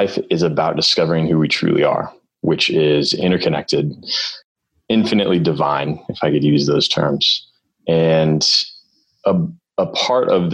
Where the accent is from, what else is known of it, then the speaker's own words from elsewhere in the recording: Northern California, United States; I'm born and raised in Northern California